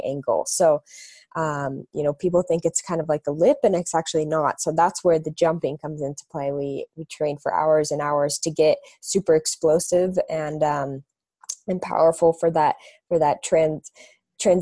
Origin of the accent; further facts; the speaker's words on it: Park City, Utah, United States; I grew up in Park City, Utah.